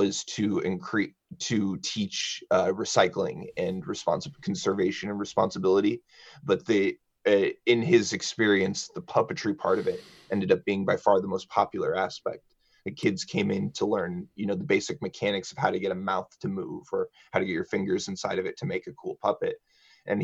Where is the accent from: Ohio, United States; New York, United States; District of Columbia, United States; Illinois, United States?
Illinois, United States; Champaign; I was born in Champaign-Urbana, and my mother is the drama director at Champaign Central High School. And I went to Champaign Central High School.